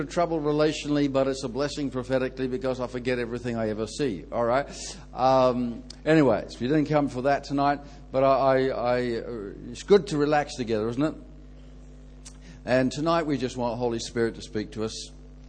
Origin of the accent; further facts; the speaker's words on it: Ireland; So I find people relax a bit more and give me a lot more leeway when they know I'm Irish, eh?